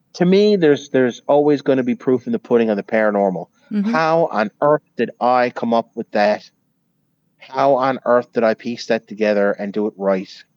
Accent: Newfoundland and Labrador, Canada; now in United States; I was a Newfoundlander born and raised

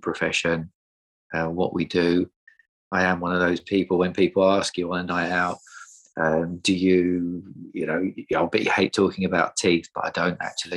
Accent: Essex, East of England, United Kingdom; also born or lived in Sheffield; I am from Essex, but I work in North London at the minute

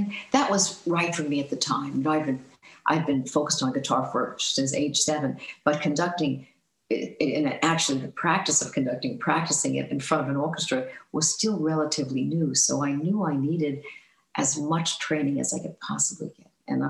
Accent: Northeast, United States; I mean, I grew up in the Northeast and, you know, spent all my time between New York and New Jersey and, you know, maybe went as far as Connecticut, I don't know.

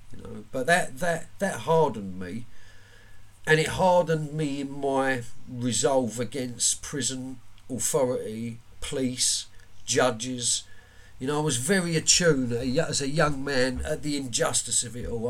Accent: London, United Kingdom; I'm from Woolwich Common.

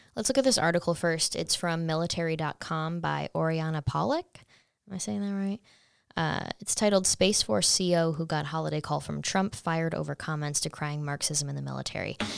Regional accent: Saratoga Springs, New York, United States; I'm from Saratoga, New York

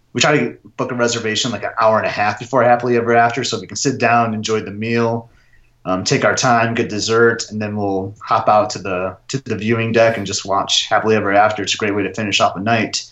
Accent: Michigan, United States; I'm from Michigan

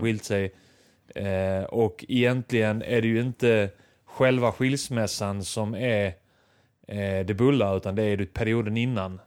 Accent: Lund, Skåne, Sweden; vi är från Lund. Vi är eh, underklass från Lund och vi hatade studenter

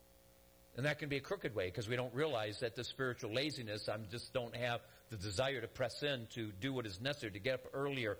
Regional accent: Detroit, Michigan, United States; moved away; I'm from Michigan originally, the Detroit area

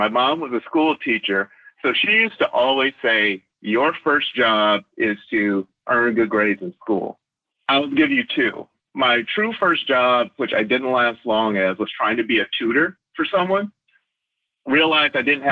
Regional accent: Flint, Michigan, United States; also born or lived in New York; hometown, I'm born and raised in Flint, Michigan

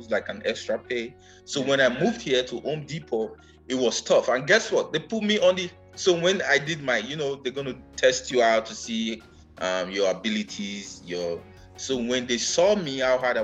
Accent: Nigeria; moved away as an adult; now in Las Vegas, United States; "Where are you from?" I was like, "Nigeria."

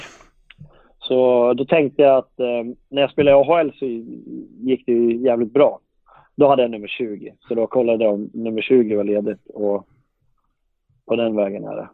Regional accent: Guldsmedshyttan, Örebro County, Sweden; now in Leksand, Sweden; jag kommer ju från Guldsmedshyttan från början.

